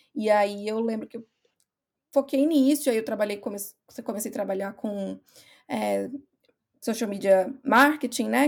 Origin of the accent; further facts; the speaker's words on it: Brazil; moved away as an adult; also born or lived in Ireland; now in Scotland, United Kingdom; eu saí do Brasil, eu fui para Irlanda